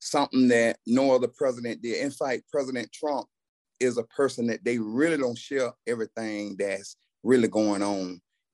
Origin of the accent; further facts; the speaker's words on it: Camilla, Georgia, United States; I was born and raised in Camilla, Georgia